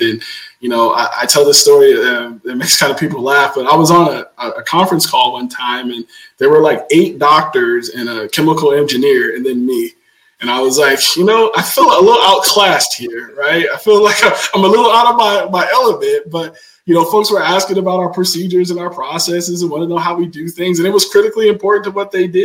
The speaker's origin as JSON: {"language": "English", "town": "Stockton", "region": "California", "country": "United States", "tie": "born or raised there", "said": "I'm born and raised in Stockton, California"}